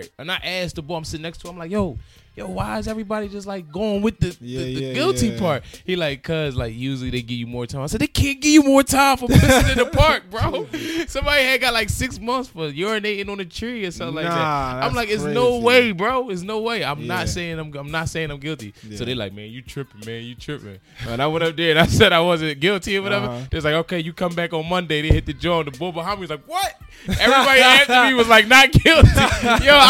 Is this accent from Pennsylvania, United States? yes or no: yes; Philadelphia, Pennsylvania, United States; I'm from Philadelphia